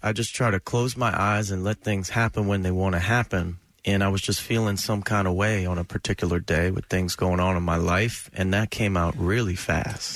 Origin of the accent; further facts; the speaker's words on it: New Jersey, United States; I grew up in New Jersey in the 80s